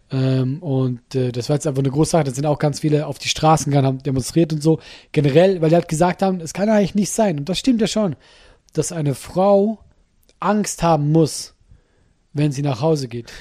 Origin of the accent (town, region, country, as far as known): Solothurn, Switzerland